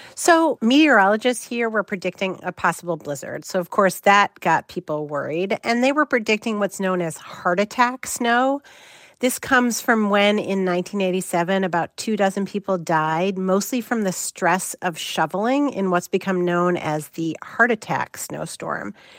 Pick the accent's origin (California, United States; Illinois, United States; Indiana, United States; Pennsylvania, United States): Illinois, United States; Chicago; as a lifelong Chicagoan